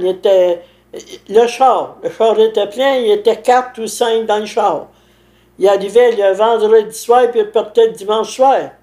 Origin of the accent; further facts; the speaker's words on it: Saint-Alphonse-Rodriguez, Quebec, Canada; Je suis né à Saint-Alphonse